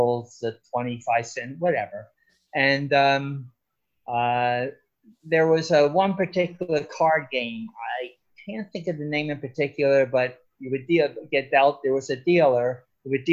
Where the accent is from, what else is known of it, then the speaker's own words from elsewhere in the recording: Irvington, New Jersey, United States; moved away; also born or lived in Los Angeles; I grew up in Irvington, New Jersey.